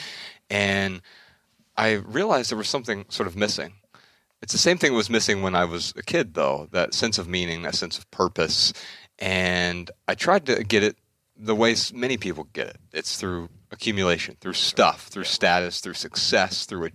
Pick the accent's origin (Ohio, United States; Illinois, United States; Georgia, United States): Ohio, United States; Dayton; We're from Dayton, Ohio, right up the street, and right up I-75